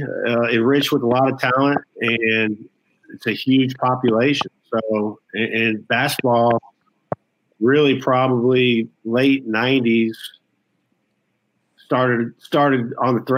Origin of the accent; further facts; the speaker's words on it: Houston, Texas, United States; I grew up in the Clear Lake area, which is south of Houston a little bit